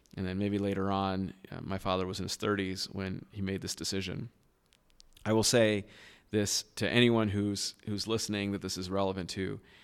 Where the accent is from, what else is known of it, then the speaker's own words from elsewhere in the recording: Southern California, United States; moved away as an adult; now in Boston, United States; I was born and raised in Southern California, uh, to a very loving home